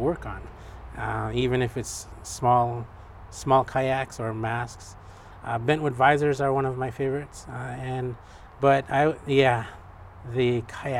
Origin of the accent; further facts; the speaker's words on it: Bristol Bay, Alaska, United States; now in Anchorage, United States; I grew up commercial fishing in Bristol Bay, and also I would do warehouse work in Anchorage here